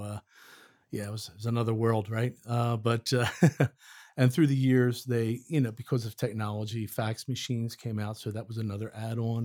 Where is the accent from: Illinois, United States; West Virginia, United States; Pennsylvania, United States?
Pennsylvania, United States; outside of Philadelphia; moved away as an adult; now in Forest, United States; I'm actually from outside of Philadelphia, Pennsylvania.